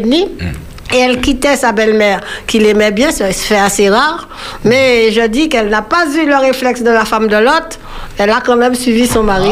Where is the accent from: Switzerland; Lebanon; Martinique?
Martinique; Nous sommes du Nord. Ma mère est de la côte Caraïbe